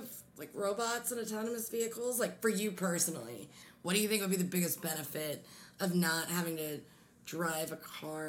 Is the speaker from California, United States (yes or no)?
no; Pennsylvania, United States; now in Michigan, United States; I'm originally, I grew up in Pennsylvania, and I live right next to Maryland.